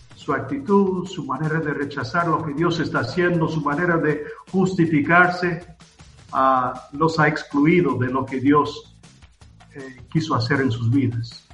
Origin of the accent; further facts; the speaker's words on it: South Carolina, United States; now in Antigua Guatemala, Guatemala; Yo soy de Carolina del Sur, en, en Estados Unidos